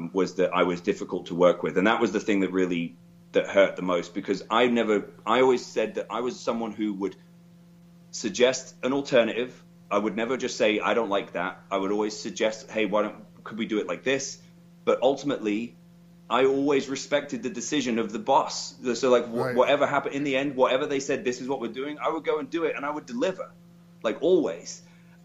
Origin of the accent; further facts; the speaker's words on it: King's Lynn, East of England, United Kingdom; Kings Lynn, which is my hometown